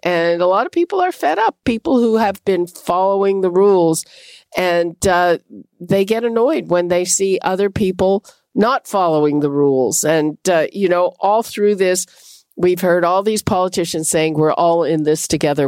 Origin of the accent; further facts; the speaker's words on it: Quebec, Canada; moved away; I grew up in Quebec.